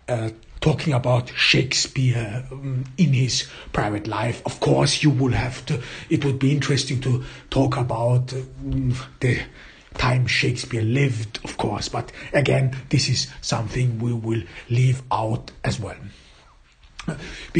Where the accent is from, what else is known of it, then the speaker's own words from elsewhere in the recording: Austria; English is a second language; As I grew up in Austria, there your cultural heritage is exactly Goethe, Schiller, and E.T.A. Hoffmann.